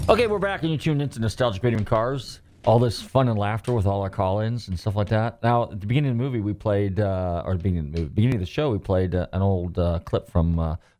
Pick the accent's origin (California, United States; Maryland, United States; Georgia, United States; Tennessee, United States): California, United States; Marin County, Northern; I'm from Northern Cal, so I'm from Marin County.